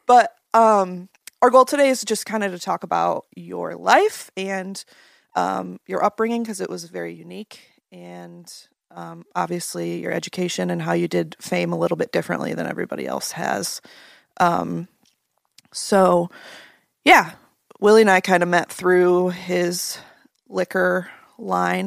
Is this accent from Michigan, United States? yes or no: yes; Grand Rapids, Michigan, United States; Growing up in the Grand Rapids area my whole life.